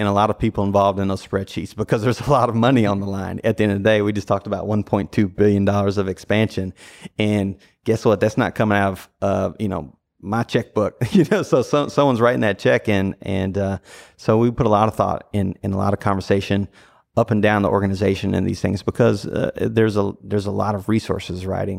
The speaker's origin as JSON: {"language": "English", "town": "Nashville", "region": "Tennessee", "country": "United States", "tie": "born or raised there", "moved": "as an adult", "lives_now": "Louisville, United States", "said": "No, I grew up in Nashville, Tennessee. So grew up there. So that's what, you know, that's why my allegiances lie there."}